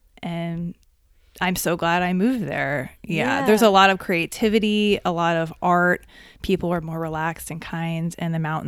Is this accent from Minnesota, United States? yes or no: no; Columbia, Maryland, United States; moved away as an adult; now in Denver, United States; I'm from Columbia, Maryland. So it's outside of Baltimore, in between Washington, D.C. and Baltimore. I grew up in the suburbs and I grew up in a middle class family.